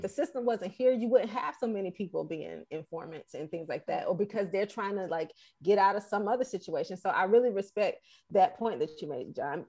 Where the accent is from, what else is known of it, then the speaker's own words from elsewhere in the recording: Atlanta, Georgia, United States; moved away; also born or lived in Boston; I'm born and raised in Atlanta.